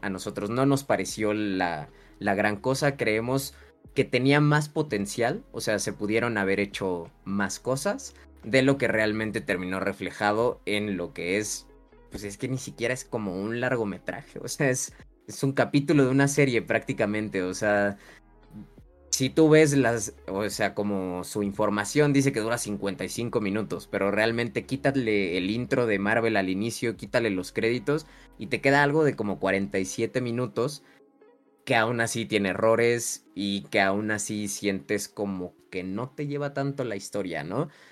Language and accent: Spanish; Mexico; como mexicanos